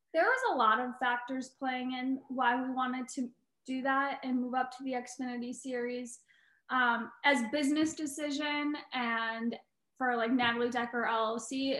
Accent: Eagle River, Wisconsin, United States; moved away; Wisconsin. That's my home state, so I'm really excited to be able to go back there and see my family

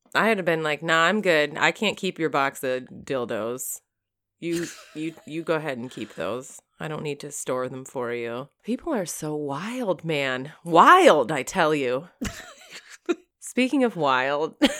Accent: Michigan, United States; I grew up in Michigan.

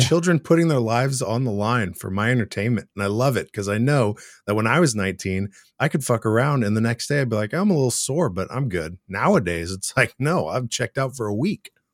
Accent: Seattle, Washington, United States; I've lived in the area my whole life

